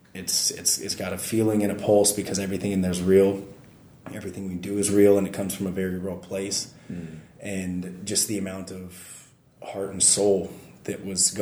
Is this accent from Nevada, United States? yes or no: yes; Nevada, United States; moved away as an adult; now in Japan; I'm an American kid from the middle of nowhere, Nevada